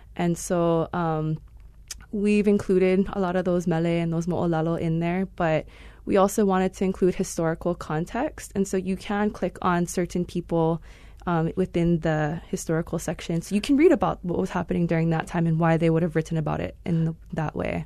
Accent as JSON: {"language": "English", "town": "Wailua", "region": "Hawaii", "country": "United States", "tie": "born or raised there", "also_born_or_lived": "Hilo / Kona", "said": "I'm originally from Wailua, Kauai. Mm-hmm. Um, that's where I was born and raised"}